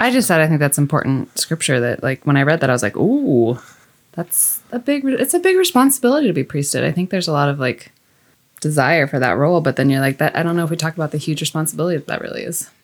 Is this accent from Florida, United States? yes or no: no; Mount Ayr, Iowa, United States; moved away; I'm from Iowa originally, Southwest Iowa, Mount Air to be exact